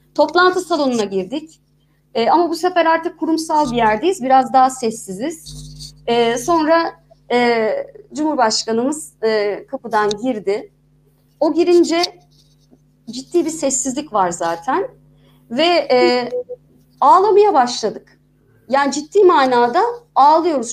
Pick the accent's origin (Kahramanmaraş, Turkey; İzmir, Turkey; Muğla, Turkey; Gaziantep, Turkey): İzmir, Turkey; moved away as an adult; also born or lived in Istanbul; Ben bir İzmirliyim.